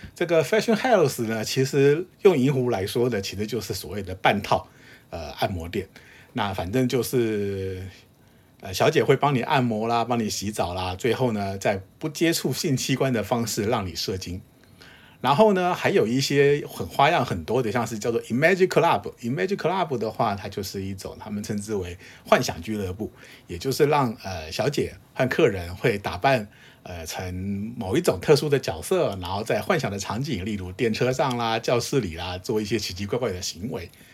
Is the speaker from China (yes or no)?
no; Taiwan; 明白地表示我是台湾来的， 我会说日语